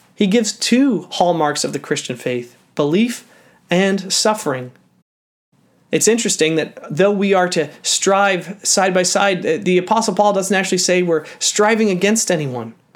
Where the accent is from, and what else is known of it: Canada